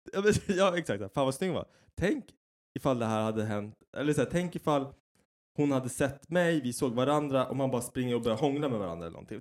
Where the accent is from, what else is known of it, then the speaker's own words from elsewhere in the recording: Sweden; jag är så jävla svensk